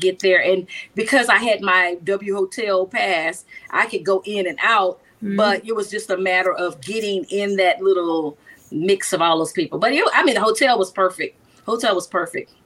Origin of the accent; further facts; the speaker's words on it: Texas, United States; I'm from Texas